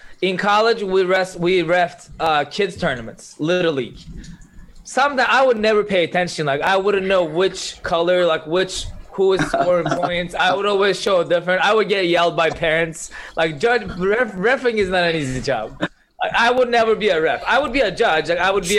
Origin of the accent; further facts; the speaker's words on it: Turkey; moved away; I'm from Turkey